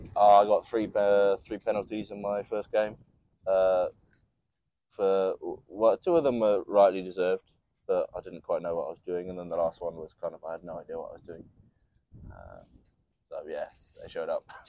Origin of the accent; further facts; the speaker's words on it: New Zealand; now in England; I know the basics through growing up in New Zealand